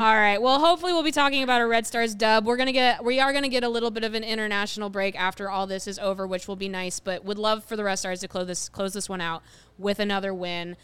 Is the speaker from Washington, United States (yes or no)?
no; Ohio, United States; I grew up in Ohio